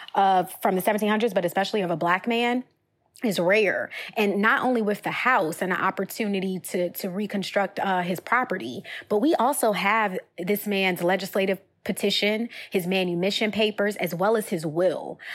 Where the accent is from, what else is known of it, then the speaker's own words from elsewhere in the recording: Richmond, Virginia, United States; We're from Richmond, Virginia, former Capitol Confederacy